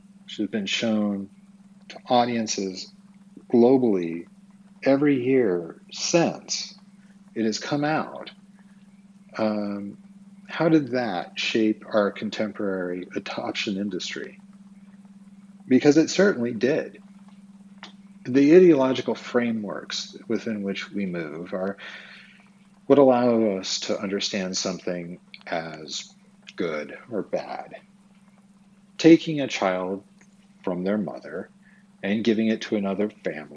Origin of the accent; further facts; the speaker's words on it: Twin Falls, Idaho, United States; I was born on April 15th, 1974, in Twin Falls, Idaho